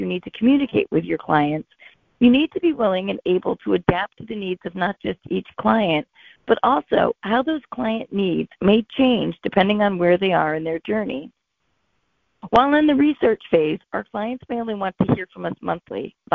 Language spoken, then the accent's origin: English; Boston, Massachusetts, United States; calling in from Boston, Massachusetts.